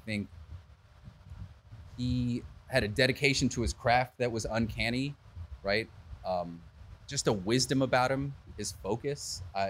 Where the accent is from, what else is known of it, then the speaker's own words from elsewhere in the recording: the Bay Area, California, United States; Born and raised in the Bay